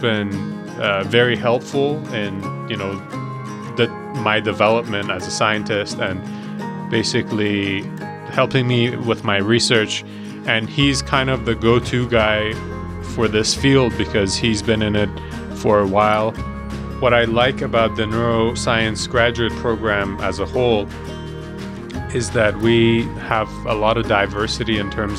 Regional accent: Iran; now in Montana, United States; I'm from Iran. I came here about 11, 12 years ago

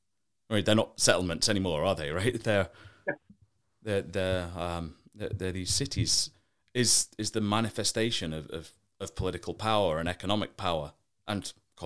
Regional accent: Doncaster, Yorkshire and the Humber, United Kingdom; I'm from a northern English town called Doncaster

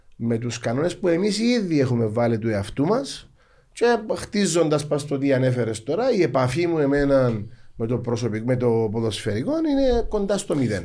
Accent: Larnaca, Larnaca District, Cyprus; Αγαπώ την πόλη μου, λατρεύω ε, γεννήθηκα εκεί, μεγάλωσα εκεί, αντρώθηκα επαγγελματικά εκεί

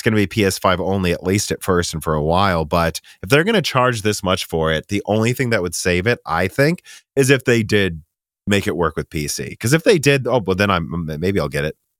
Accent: Minnesota, United States; now in Nashville, United States; we're from Minnesota

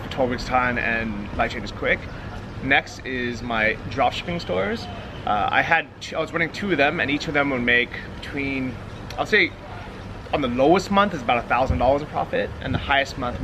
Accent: San Francisco, California, United States; moved away as an adult; also born or lived in Los Angeles; now in Thailand; Born and raised San Francisco, went to school

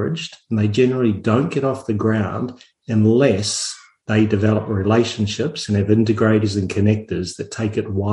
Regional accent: New Zealand; moved away; I'm actually a New Zealander

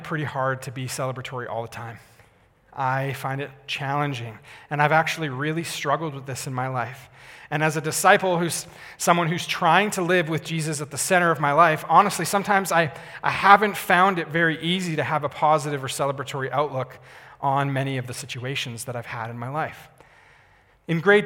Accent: Calgary, Alberta, Canada; I grew up in Calgary, so I was in my hometown.

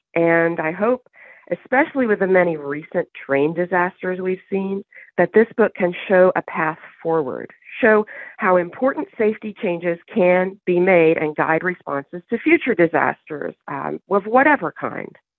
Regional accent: Waverly, Tennessee, United States; And Waverly, Tennessee, where the main story of the book takes place, is my hometown

